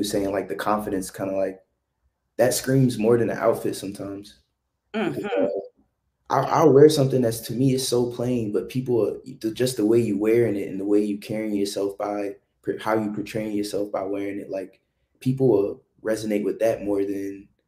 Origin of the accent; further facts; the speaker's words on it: the South, United States; growing up in the South